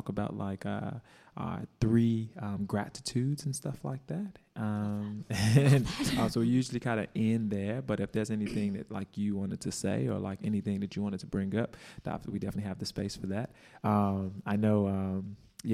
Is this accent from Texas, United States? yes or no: no; Chicago, Illinois, United States; moved away; also born or lived in Mongolia; growing up in Chicago, like, and then like moving to Mongolia